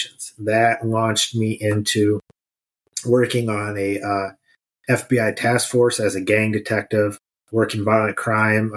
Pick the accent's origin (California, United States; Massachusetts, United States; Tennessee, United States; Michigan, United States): Michigan, United States; Mid; also born or lived in Detroit area, Michigan; So I was born and raised in Mid Michigan, went to school on the west side of the state, moved down to Detroit area